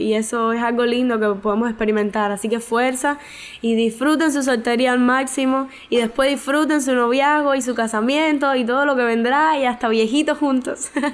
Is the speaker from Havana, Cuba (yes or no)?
no; Santa Clara, Villa Clara, Cuba; soy de Santa Clara, de la Iglesia de la Vigilia de los Pinos Nuevos.